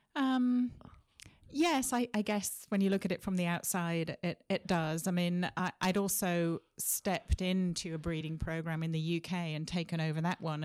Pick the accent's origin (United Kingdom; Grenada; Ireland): United Kingdom; Sheffield, Yorkshire and the Humber; moved away as an adult; also born or lived in Leeds; now in Wenatchee, United States; I grew up in a city called Sheffield, which is slap bang in the middle of England.